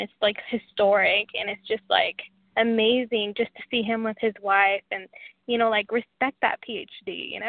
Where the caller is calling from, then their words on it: Washington, United States; From Washington.